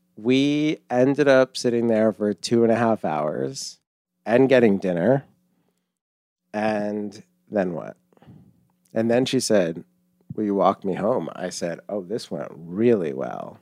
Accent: Longmeadow, Massachusetts, United States; I am thirty-seven and from Massachusetts

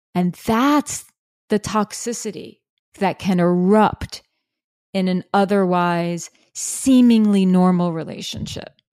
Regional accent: New York City, New York, United States; I'm from New York City, I was living in Brooklyn

